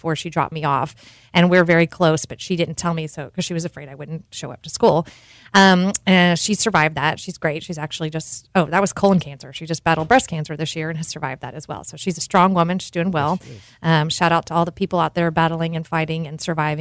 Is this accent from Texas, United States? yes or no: yes; Cool, Texas, United States; moved away as an adult; also born or lived in Houston, Texas / Georgetown; now in Austin, United States; I was actually born in Houston, but once my parents divorced, I grew up in a little town called Cool, Texas